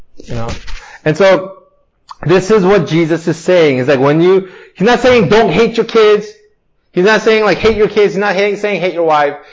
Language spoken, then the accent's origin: English; Torrance, California, United States; I grew up in Torrance